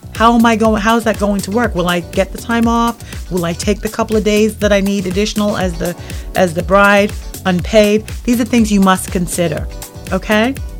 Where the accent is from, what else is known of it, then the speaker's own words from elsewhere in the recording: United Kingdom; now in United States; I'm originally from the United Kingdom.